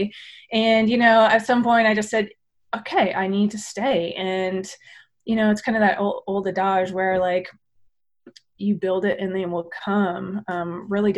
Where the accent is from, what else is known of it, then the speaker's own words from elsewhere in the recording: Maynooth, Ontario, Canada; moved away as an adult; also born or lived in Oregon / British Columbia; I grew up in the Maynooth area on a dairy farm with my grandparents